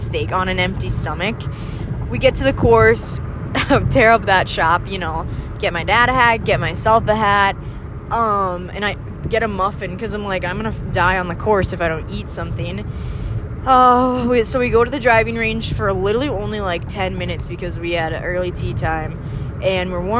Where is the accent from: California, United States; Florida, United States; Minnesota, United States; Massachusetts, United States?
Minnesota, United States; northern; accent: northern Minnesotan; my middle with northern Minnesotan O's